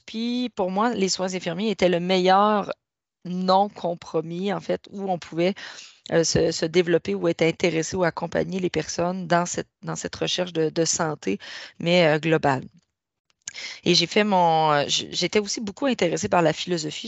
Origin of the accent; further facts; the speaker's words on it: Rivière-au-Renard, Quebec, Canada; moved away; je suis native de la Gaspésie, d'un petit village qui s'appelle Rivière-au-Renard